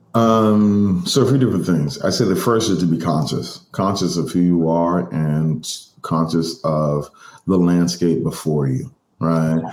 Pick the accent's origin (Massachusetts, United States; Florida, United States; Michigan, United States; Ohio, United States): Massachusetts, United States; Boston; I'm from Boston. I'm from Mattapan